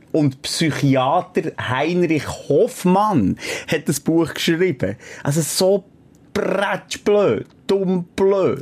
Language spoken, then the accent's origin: German; Switzerland; in Boldigen, dort, wo ich aufgewachsen bin